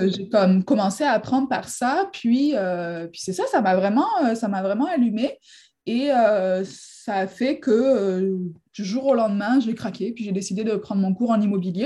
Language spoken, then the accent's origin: French; near Marseille, Provence-Alpes-Côte d'Azur, France; moved away as an adult; now in Quebec, Canada; Je viens du sud de la France à la base, à côté de Marseille